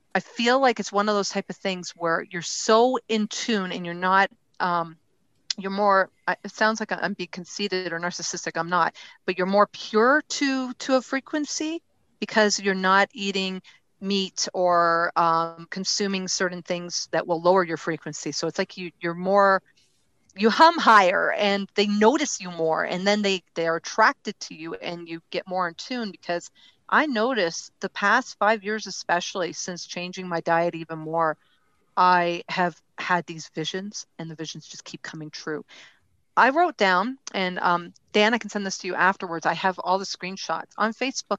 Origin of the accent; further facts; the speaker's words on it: Ontario, Canada; I was born and raised in Ontario, Canada.